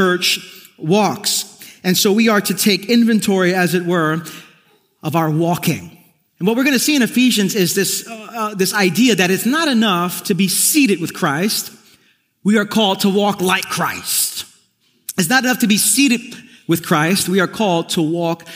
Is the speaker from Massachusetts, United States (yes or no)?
no; New York City, New York, United States; Growing up in East New York, Brooklyn